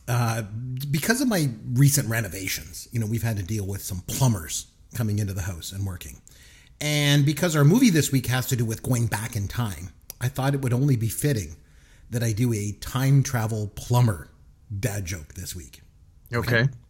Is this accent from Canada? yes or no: yes; Canada; I'm a Canadian, so I love hockey.